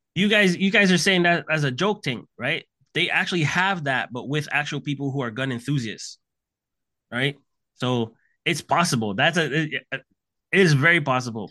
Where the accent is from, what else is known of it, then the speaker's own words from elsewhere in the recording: Canada; I'm Canadian.